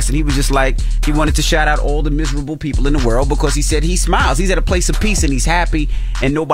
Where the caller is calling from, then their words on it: Dubai, United Arab Emirates; I'm in Dubai.